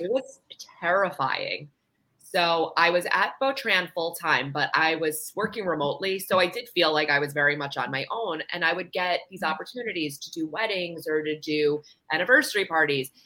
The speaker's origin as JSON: {"language": "English", "region": "New York", "country": "United States", "moved": "yes", "lives_now": "South Florida, United States", "said": "I'm from New York"}